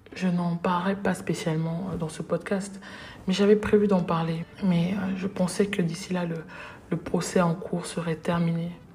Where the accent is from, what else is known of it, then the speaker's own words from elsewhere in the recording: Cameroon; chez nous au Cameroun